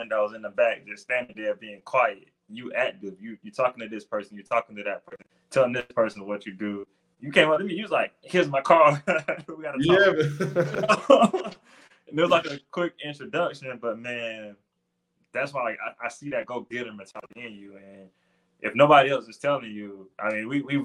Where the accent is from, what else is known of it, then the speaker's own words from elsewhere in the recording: South Carolina, United States; I'm from South Carolina